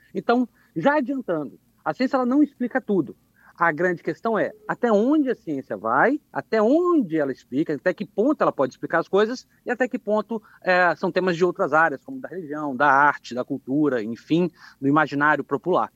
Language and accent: Portuguese; Anchieta, Espírito Santo, Brazil; also born or lived in Rio Novo do Sul; nasci, em Rio Novo do Sul, mas sempre morei aqui na cidade de Anchieta